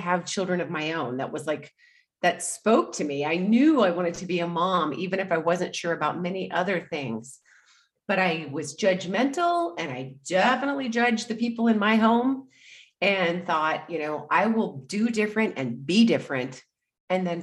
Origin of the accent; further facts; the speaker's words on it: Anchorage, Alaska, United States; moved away as an adult; I grew up in Alaska, in Anchorage, Alaska. And in fact, I lived there until recently.